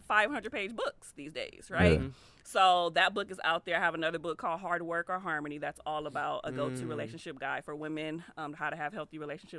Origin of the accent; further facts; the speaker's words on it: Compton, California, United States; a lot of people of color, like we grow up, like I grew up in Compton, right? Like we know gangs, violence, struggle life.